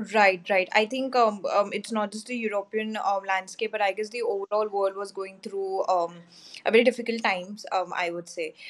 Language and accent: English; India; I'm from India